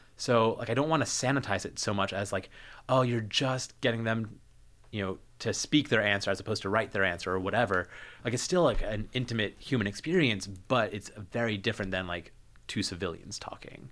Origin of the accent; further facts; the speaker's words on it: New Jersey, United States; moved away as an adult; also born or lived in Pittsburgh; I'm from New Jersey originally, um, then went to s, undergrad in Pittsburgh